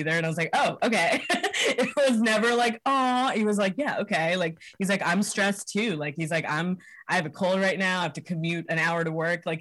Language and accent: English; Hyderabad, Telangana, India; now in United States; Yeah, uh, we're all from Hyderabad uh, in India. It's in Telangana, uh, South India.